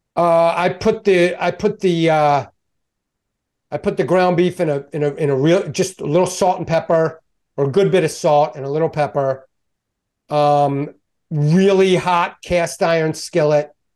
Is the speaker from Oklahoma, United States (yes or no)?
no; Baltimore, Maryland, United States; I'm Balmer, uh, born and raised.